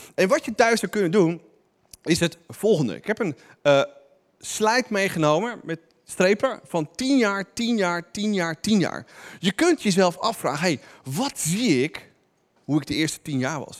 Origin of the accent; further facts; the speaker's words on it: Netherlands; wij als Nederlanders